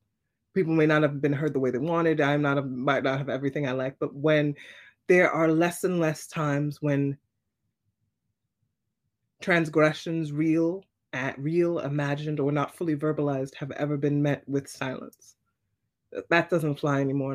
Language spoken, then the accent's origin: English; New York City, New York, United States; I'm a New Yorker